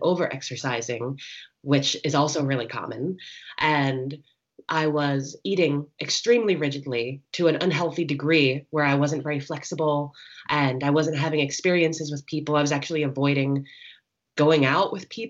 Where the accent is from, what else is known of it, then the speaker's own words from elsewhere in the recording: New Jersey, United States; moved away; also born or lived in Philadelphia, Pennsylvania; I was born in Philadelphia and raised in New Jersey in an Italian American family